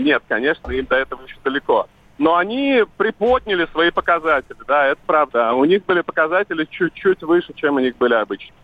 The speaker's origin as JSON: {"language": "Russian", "town": "Vladivostok", "region": "Primorsky Krai", "country": "Russia", "moved": "yes", "lives_now": "Moscow, Russia", "said": "я живу в Москве, я из Владивостока"}